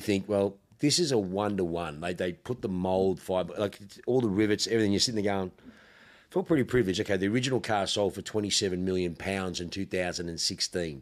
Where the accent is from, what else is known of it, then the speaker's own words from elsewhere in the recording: Australia; accent: ocker; I'm so fucking ocker